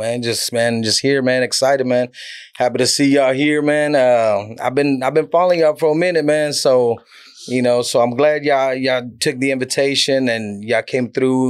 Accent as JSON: {"language": "English", "region": "California", "country": "United States", "accent": "Cali", "said": "as you can tell, my Cali accent departed a long time ago."}